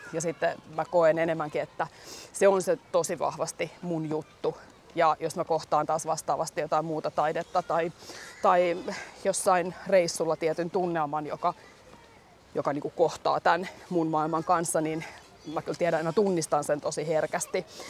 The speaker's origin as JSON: {"language": "Finnish", "town": "Helsinki", "region": "Uusimaa", "country": "Finland", "tie": "born or raised there", "said": "Mun lapsuuden koti on tossa."}